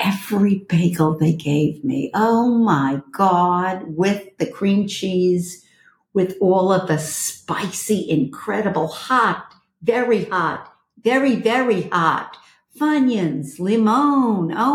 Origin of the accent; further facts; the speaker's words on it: New York City, New York, United States; moved away as an adult; now in Los Angeles, United States; this girl is a Brooklyn girl. I'm from Flatbush and Borough Park